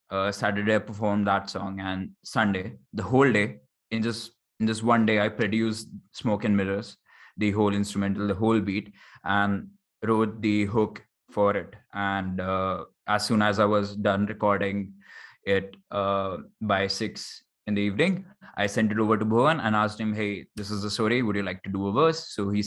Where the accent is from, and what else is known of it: Jaipur, Rajasthan, India; born or raised there